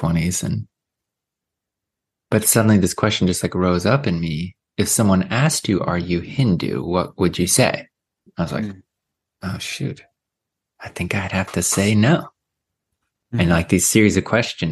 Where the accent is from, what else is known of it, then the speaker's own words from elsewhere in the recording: Sacramento, California, United States; I was born in Sacramento